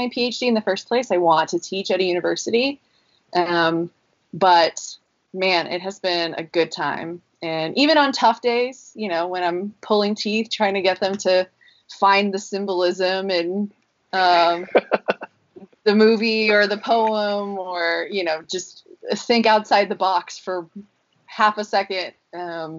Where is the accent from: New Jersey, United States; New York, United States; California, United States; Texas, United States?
Texas, United States; Dallas; moved away as an adult; also born or lived in Nashville; now in South Carolina, United States; I'm originally from Dallas